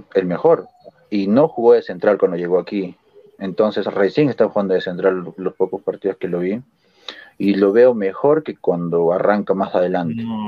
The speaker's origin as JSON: {"language": "Spanish", "region": "Lima", "country": "Peru", "moved": "yes", "lives_now": "Arequipa, Peru", "said": "yo soy de Lima en sí"}